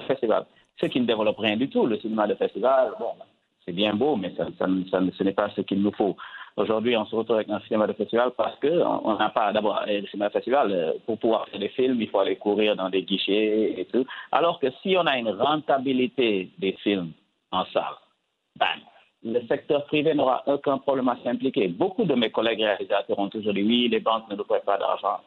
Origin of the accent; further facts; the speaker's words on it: Casamance, Senegal; je suis sénégalais, mais je suis d'origine casamanceaise.